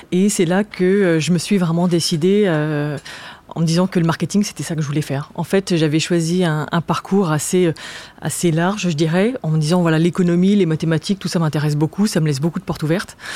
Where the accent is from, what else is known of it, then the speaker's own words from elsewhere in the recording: Strasbourg, Grand Est, France; now in Paris, France; moi j'ai grandi, je, suis née à Paris, c'est vrai, mais j'ai grandi à Strasbourg euh, j'avais très envie de, vivre à Paris.